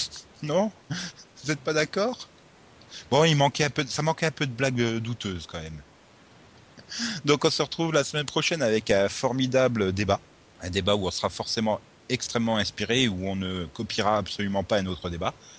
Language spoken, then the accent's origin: French; Audun-le-Tiche, Grand Est, France; je viens de la même ville que le, notre ministre de la Culture